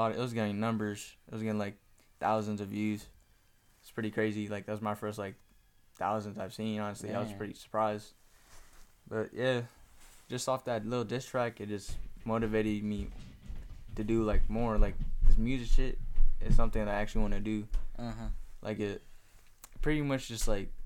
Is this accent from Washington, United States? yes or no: yes; Mount Vernon, Washington, United States; also born or lived in Kent, Washington; I was born in Kent, but I moved to Mount Vernon when I was in, like, 3rd, 4th grade